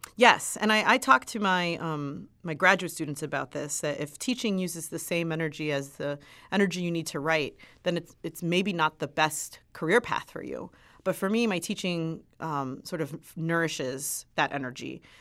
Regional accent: Miami, Florida, United States; I grew up in Miami.

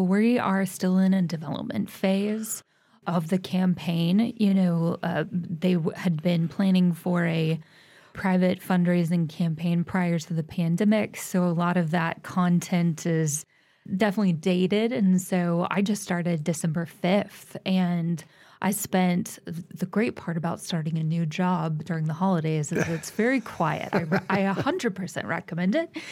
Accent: Tulsa, Oklahoma, United States; moved away as an adult; I'm from Tulsa and I've, I've now been back for almost ten years

